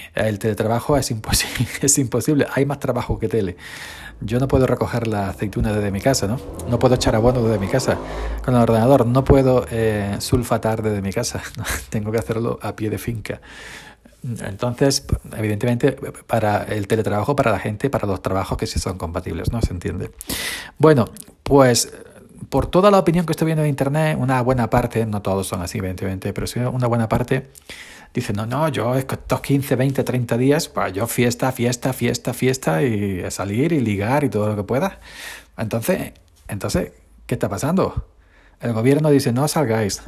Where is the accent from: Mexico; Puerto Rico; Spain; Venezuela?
Spain; somos un país mediterráneo de fiesta, sangre caliente, beber, disfrutar